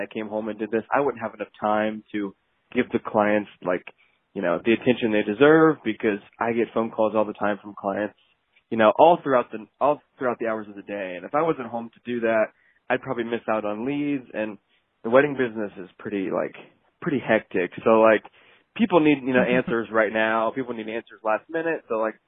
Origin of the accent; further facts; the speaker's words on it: Ohio, United States; also born or lived in Los Angeles, California; I'm from Ohio